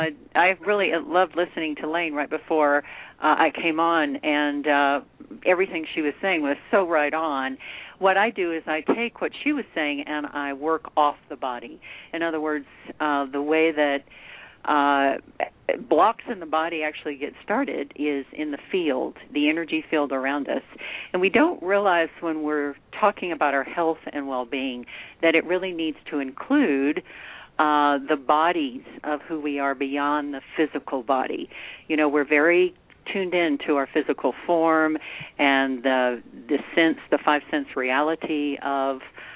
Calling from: Santa Fe, New Mexico, United States; Well, I'm in Santa Fe, New Mexico.

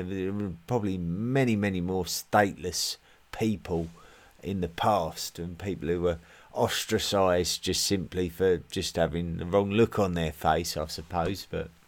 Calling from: Switzerland; I'm listening in from Switzerland.

